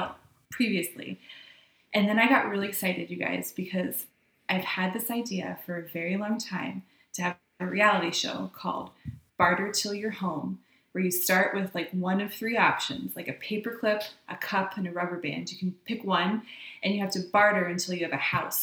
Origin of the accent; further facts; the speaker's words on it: Ohio, United States; most of them are from like my hometown in Ohio